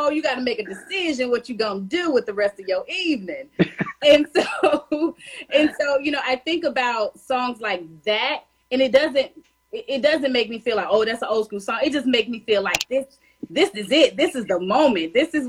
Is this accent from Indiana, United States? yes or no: no; Tennessee, United States; now in DMV area, United States; I'm from Tennessee, but I'm located in the DMV area.